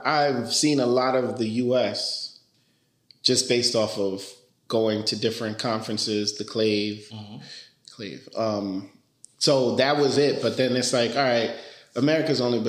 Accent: New York, United States; first language Spanish; English is a second language; also born or lived in Dominican Republic / Philadelphia / Delaware; I grew up in New York, in the Bronx, to be specific

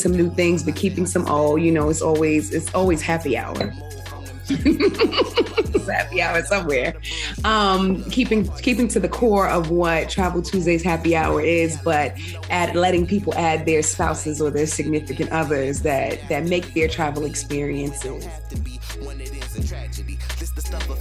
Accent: New York City, New York, United States; also born or lived in Harlem, New York; born and raised in Queens, New York, currently a Harlem resident for the past 10 years

